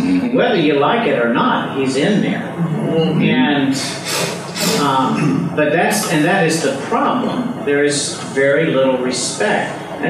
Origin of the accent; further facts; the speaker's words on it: United States; I'm an American